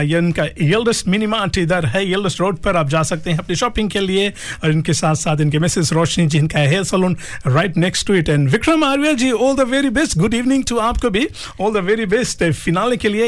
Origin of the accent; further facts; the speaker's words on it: Saweni, Western Division, Fiji; now in Auckland, New Zealand; हैं जी हमारे गांव के ये सवेनी